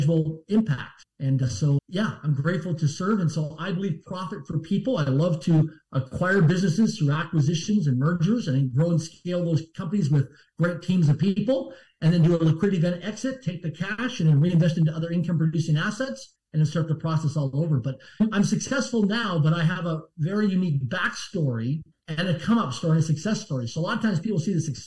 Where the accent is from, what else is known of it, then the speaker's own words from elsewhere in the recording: Swift Current, Saskatchewan, Canada; I'm from Swift Current, Saskatchewan, Canada, a small town of less than 20,000 people in population. I barely passed public school.